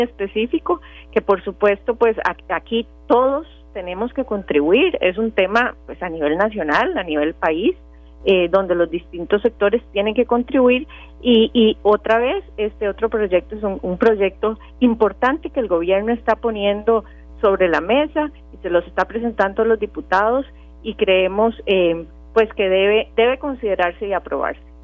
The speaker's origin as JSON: {"language": "Spanish", "country": "Costa Rica", "said": "como costarricenses que somos"}